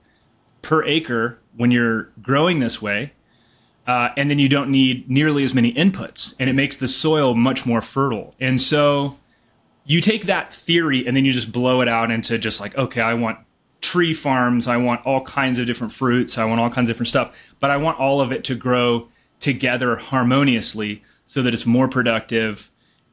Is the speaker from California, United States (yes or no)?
yes; Ojai, California, United States; moved away as an adult; also born or lived in Costa Rica / New York; now in Boulder, United States; I'm originally from Southern California, a small town called Ojai